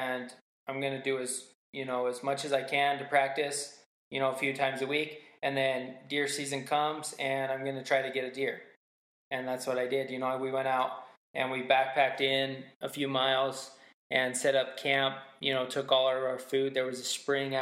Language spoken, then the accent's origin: English; Utah, United States; I grew up in Utah